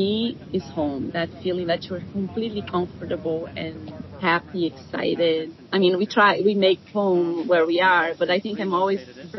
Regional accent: Brazil; now in United States; We were immigrants. I'm from Brazil.

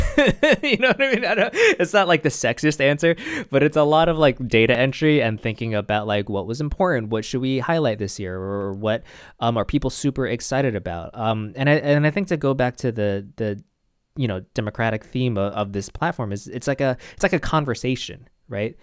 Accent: New York City, New York, United States; I'm from New York

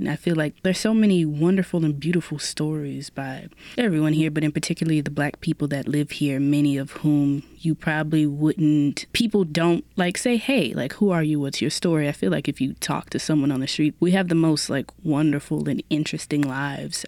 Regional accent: New Orleans, Louisiana, United States; growing up in New Orleans, it's a very unique privilege.

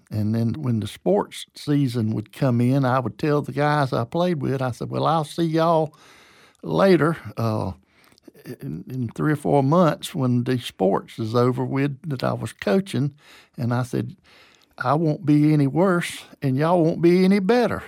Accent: Waycross, Georgia, United States; also born or lived in Lower Alabama / Beaufort, South Carolina; now in Valdosta, United States; my dad died when I was four, and my mom had a nervous breakdown, and so we moved to Waycross, Georgia

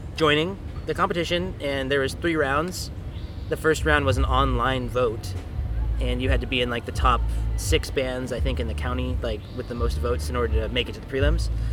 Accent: Riverside, California, United States; I'm from Riverside, California. I was born and raised in the orange groves over there

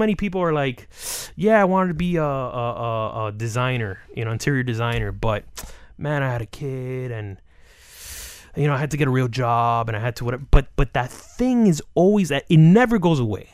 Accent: Hialeah, Florida, United States; I'm some kid from Hialeah

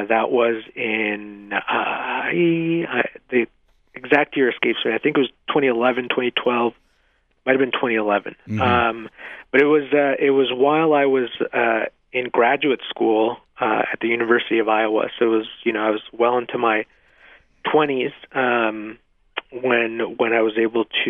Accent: Mexico; now in Nevada, United States; I was born in Mexico

